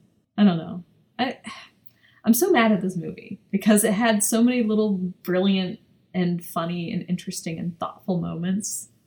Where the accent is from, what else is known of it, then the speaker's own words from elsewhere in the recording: United States; I'm American